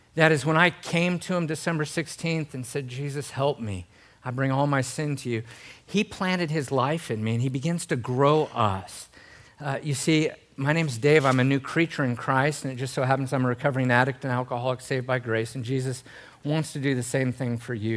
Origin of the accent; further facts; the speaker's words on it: Gold Beach, Oregon, United States; I grew up in Gold Beach, Oregon.